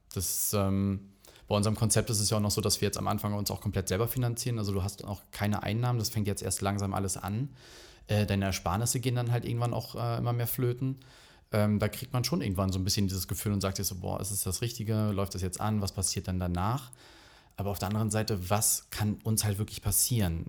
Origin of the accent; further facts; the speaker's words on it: Rügen, Mecklenburg-Vorpommern, Germany; ich bin halt auf Rügen aufgewachsen